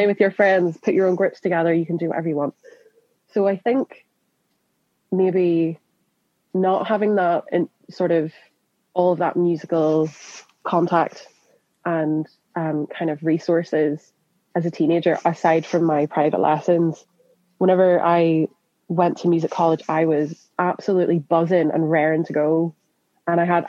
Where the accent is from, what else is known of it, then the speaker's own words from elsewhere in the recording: Northern Ireland, United Kingdom; moved away as an adult; also born or lived in Scotland; now in London, United Kingdom; in Northern Ireland, I'm not from Belfast